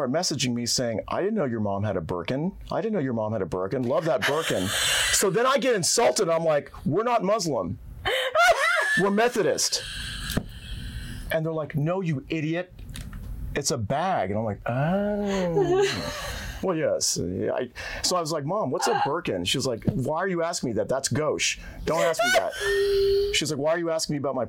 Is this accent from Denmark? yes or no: no; Toronto, Ontario, Canada; I'm from Toronto, Canada. Grew up loving hockey and Wayne Gretzky